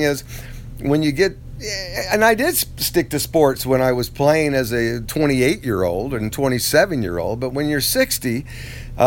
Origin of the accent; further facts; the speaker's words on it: United States; I'm an American, I'm a citizen